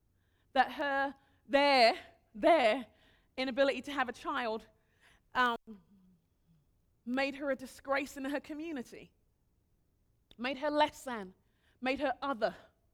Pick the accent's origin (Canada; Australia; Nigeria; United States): Nigeria; I'm really respectful of my elders. I'm Nigerian. It's what we do.